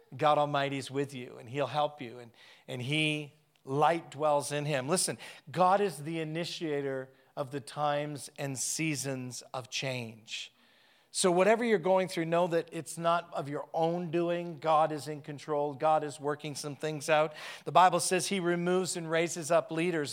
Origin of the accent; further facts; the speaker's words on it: Canada; I'm a Canadian